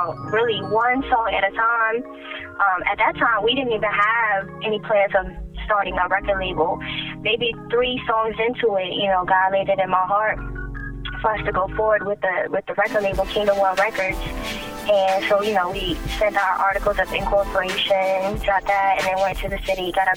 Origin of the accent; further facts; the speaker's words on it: Philippines; moved away; I'm from the Philippines